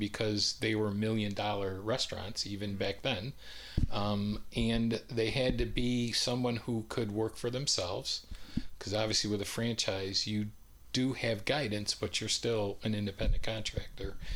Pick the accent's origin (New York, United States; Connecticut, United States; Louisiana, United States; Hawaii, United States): New York, United States; upstate; moved away as an adult; also born or lived in California; now in Raleigh, United States; I spent my whole life in upstate New York, and then I moved here to Raleigh